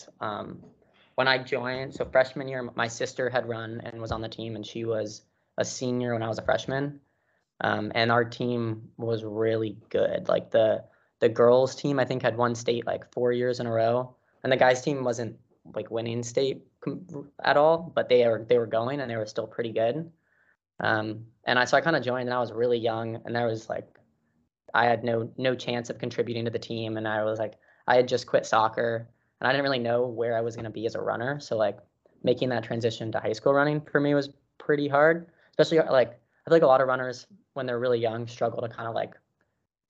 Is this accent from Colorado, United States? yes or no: yes; Boulder, Colorado, United States; moved away as an adult; also born or lived in Santa Clara, California; now in San Francisco, United States; I'm originally from Boulder, Colorado. That's where I went to high school